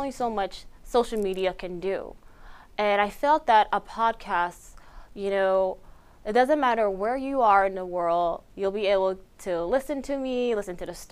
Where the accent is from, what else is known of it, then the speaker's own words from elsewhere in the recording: Beishpito, Arizona, United States; first language Navajo; I am from Beishpito, Arizona, located on the beautiful Navajo Nation, Dineh Nation